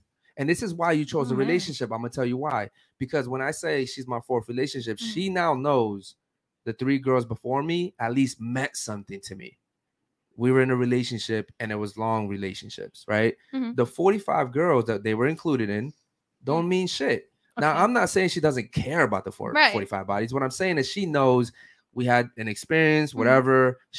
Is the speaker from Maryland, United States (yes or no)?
yes; Baltimore, Maryland, United States; now in Miami, United States; No, I'm from Maryland, Baltimore.